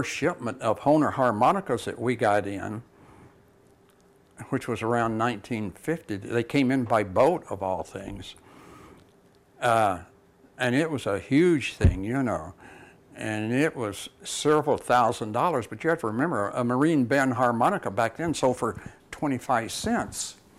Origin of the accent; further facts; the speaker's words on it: Tennessee, United States; moved away; I was from Tennessee